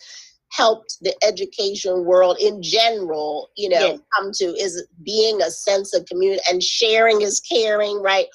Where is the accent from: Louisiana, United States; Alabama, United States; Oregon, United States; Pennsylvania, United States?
Pennsylvania, United States; Philadelphia; moved away; I'm from Philly originally